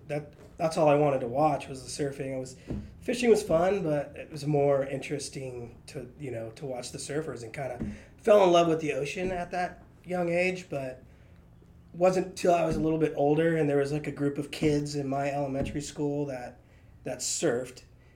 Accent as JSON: {"language": "English", "area": "East County, San Diego", "region": "California", "country": "United States", "said": "I'm from East County."}